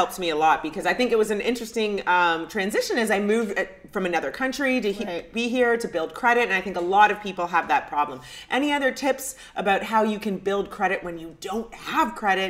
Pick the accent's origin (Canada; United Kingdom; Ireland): Canada; moved away as an adult; also born or lived in New York; now in United States; I'm originally from Canada.